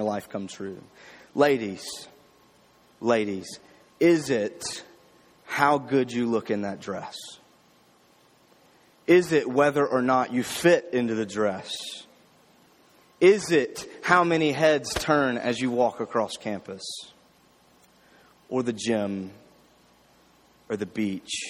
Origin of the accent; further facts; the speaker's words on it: Jackson, Mississippi, United States; My church, I grew up in Jackson, Mississippi, a big church